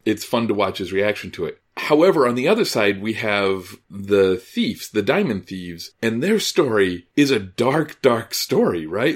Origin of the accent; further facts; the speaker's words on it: Midwest, United States; growing up in the Midwest.